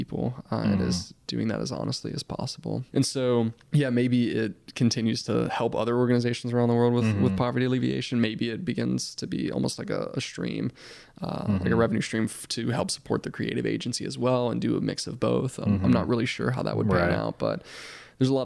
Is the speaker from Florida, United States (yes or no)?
no; Mississippi, United States; I wouldn't be passionate about the things that I'm passionate about if it weren't for Mississippi